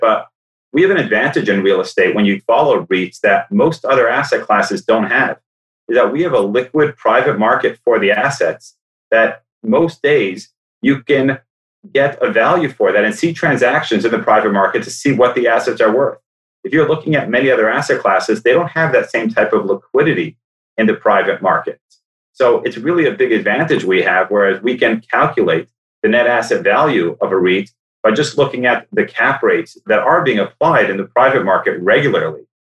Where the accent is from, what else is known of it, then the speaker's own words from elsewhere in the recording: Toronto, Ontario, Canada; moved away as an adult; also born or lived in New York; I grew up in Toronto, wanted to come back to Toronto at some point